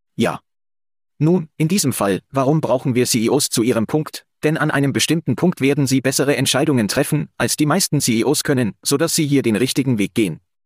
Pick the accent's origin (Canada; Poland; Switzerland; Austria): Canada; Calgary, Alberta; hier in Calgary, in meiner Heimatstadt